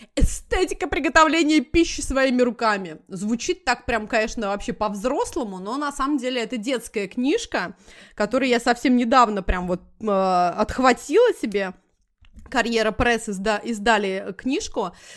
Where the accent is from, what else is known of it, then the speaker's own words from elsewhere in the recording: Moscow, Russia; moved away as an adult; now in United States; я как москвич